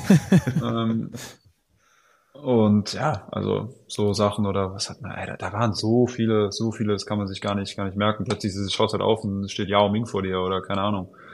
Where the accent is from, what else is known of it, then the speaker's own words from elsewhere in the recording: Ludwigsburg, Baden-Württemberg, Germany; Ludwigsburg, ja, ja, da halt.